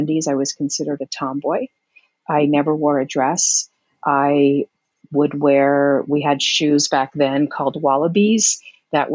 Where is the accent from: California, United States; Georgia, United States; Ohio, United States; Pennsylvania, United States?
California, United States; West Covina; also born or lived in Heinola, Finland; I grew up in West Covina, California. I was born in Heinola, Finland, came here